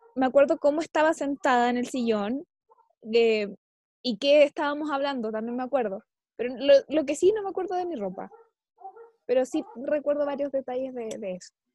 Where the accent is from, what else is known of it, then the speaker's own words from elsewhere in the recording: Chile; nosotros enfrentamos esto como chilenos